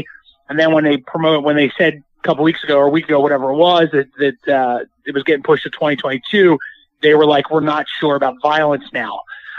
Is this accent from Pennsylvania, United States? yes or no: yes; Philadelphia, Pennsylvania, United States; I'm not far from, because I'm from Philly, so I'm not far from Allentown.